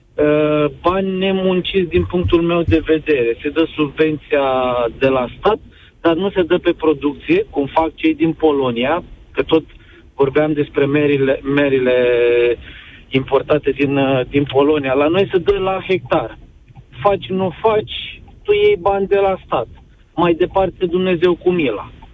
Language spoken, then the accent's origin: Romanian; Bacău, Bacău County, Romania; eu sunt din Bacău